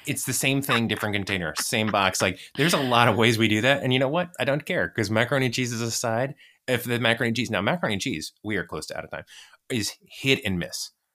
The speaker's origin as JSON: {"language": "English", "country": "United States", "said": "I'm American"}